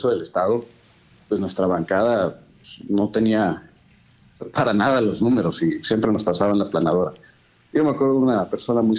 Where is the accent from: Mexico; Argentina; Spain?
Mexico; Pues, todos, todos somos mexicanos.